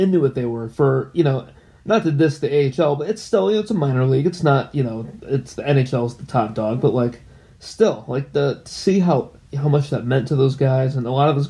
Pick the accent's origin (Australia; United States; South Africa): United States; California; born there; honestly, I was born in California, so I kind of used that to kind of justify, you know, why aren't you a Lions fan?